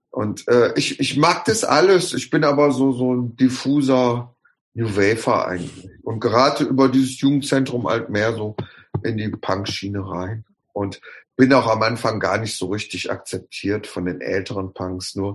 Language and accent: German; Bottrop, North Rhine-Westphalia, Germany; Ich habe aber da, wo ich aufgewachsen bin, waren meine Cousins und Cousinen, die wohnten ein, zwei Häuser weiter. Da war die Straße voll mit, mit Bottropschen Ab Abkömmlingen.